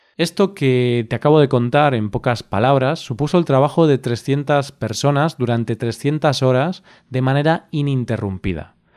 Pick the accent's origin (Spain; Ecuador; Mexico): Spain; cómo somos los españoles